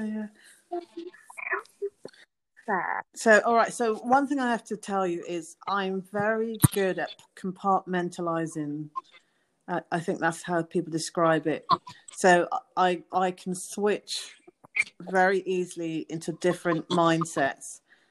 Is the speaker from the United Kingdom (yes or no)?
yes; England, United Kingdom; now in United States; And she was from Spain. And, of course, I'm from England. And so we connected because there was this European connection.